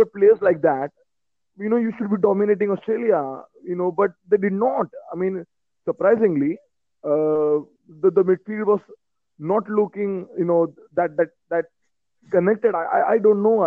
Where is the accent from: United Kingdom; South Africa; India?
India; I'm from India.